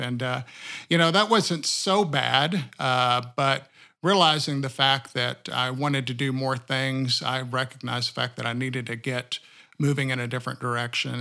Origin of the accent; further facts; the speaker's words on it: sixty miles south of Austin, rural Texas, United States; now in Siloam Springs, United States; I was born in Austin, uh, Texas, and then raised sixty miles south of Austin in a rural community